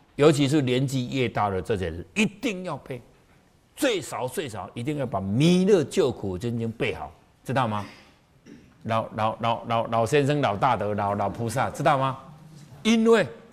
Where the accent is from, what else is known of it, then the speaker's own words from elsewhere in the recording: Taiwan; 我们台湾人是最会算的，我们都加一岁